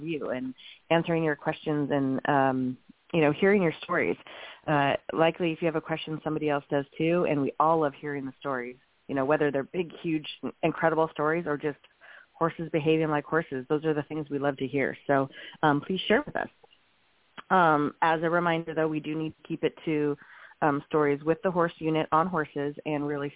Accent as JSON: {"language": "English", "region": "Montana", "country": "United States", "tie": "born or raised there", "moved": "yes", "said": "I grew up in Montana"}